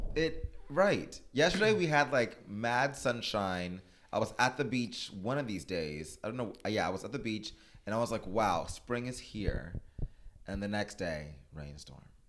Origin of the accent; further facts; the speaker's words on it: Miami, Florida, United States; moved away as an adult; now in Los Angeles, United States; I'm originally from Miami, Florida